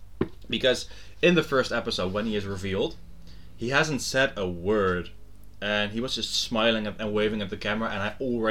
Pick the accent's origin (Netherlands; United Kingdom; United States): Netherlands; I'm old but not as old and I'm Dutch.